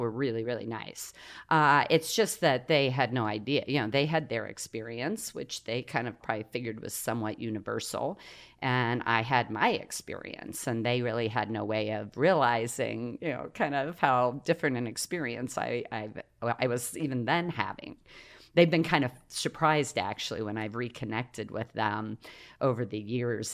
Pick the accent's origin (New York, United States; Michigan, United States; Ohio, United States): Ohio, United States; also born or lived in Coshocton, Ohio / Newark, Ohio; I was born in Coshocton, uh, which is down kind of central east Ohio, and uh, it's part of Appalachia